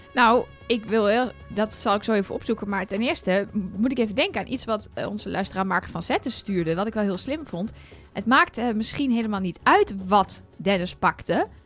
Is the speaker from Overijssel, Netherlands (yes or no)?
yes; Enschede, Overijssel, Netherlands; now in Utrecht, Netherlands; Ik ben 34. Ik ben geboren in Enschede. En ik woon in Utrecht